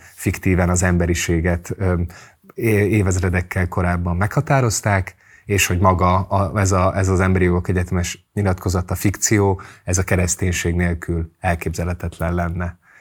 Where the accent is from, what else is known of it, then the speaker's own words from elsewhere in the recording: Hungary; amelyben én felnőttem Magyarországon